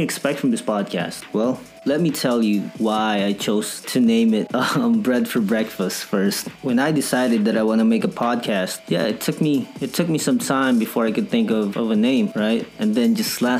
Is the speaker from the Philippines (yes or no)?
yes; Philippines; I'm from the Philippines, right? Filipino, full-blooded, proud Filipino